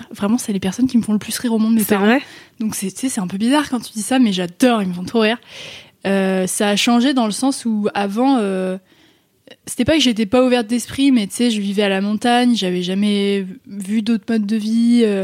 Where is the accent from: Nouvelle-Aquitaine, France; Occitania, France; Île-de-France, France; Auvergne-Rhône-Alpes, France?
Auvergne-Rhône-Alpes, France; Méribel; moved away as an adult; also born or lived in Chambéry; now in Paris, France; j'ai grandi à Méribel.